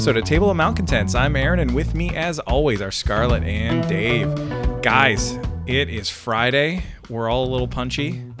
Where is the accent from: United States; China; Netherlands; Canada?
Canada; the only person who has not apologized today is the Canadian